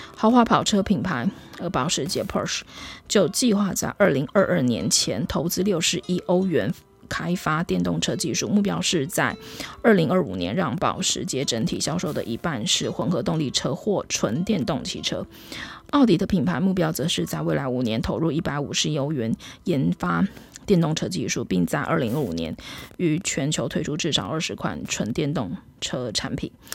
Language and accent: Chinese; Taiwan; 我们台湾人的身上